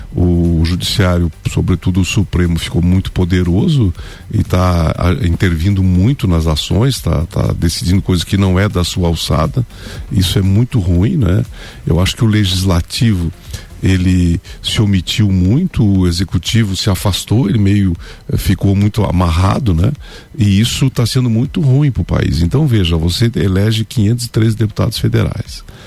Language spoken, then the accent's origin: Portuguese; Lages, Santa Catarina, Brazil; Eu vivo, nasci em Lages, né? Meus pais sempre viveram aqui